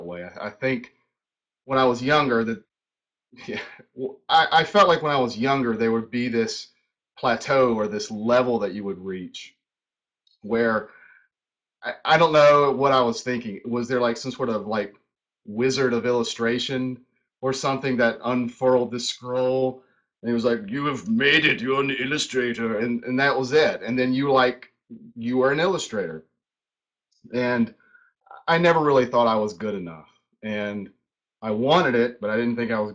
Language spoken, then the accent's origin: English; High Point, North Carolina, United States; moved away as an adult; now in Charlotte, United States; I grew up in High Point. So High Point, North Carolina.